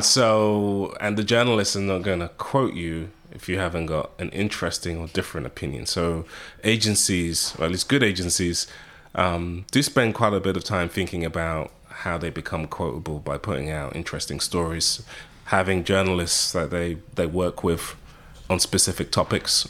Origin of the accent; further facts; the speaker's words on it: United Kingdom; accent: British; moved away as an adult; now in United States; being British, having a British accent